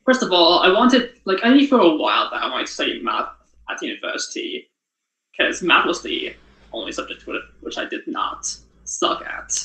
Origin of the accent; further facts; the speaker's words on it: Tokyo, Japan; moved away as an adult; now in Waterloo, Canada; I was born in Japan, in Tokyo, and lived there for 18 years.